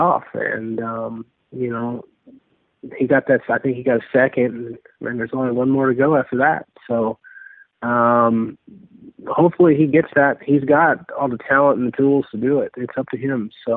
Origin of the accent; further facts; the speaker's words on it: Kansas, United States; growing up in Kansas